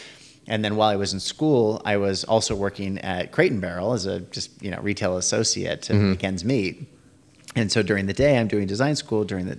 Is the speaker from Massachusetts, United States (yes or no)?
no; San Francisco, California, United States; And so I grew up in San Francisco area and we would go down and visit them